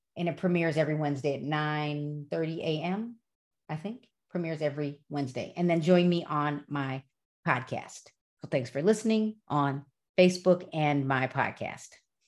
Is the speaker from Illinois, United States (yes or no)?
yes; Broadview, Illinois, United States; now in West Chicago, United States; I grew up in Broadview